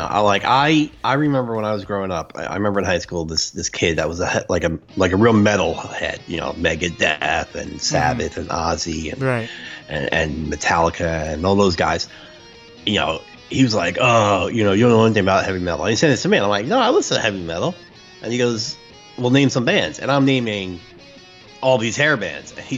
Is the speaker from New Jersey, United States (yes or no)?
yes; New Jersey, United States; I grew up in New Jersey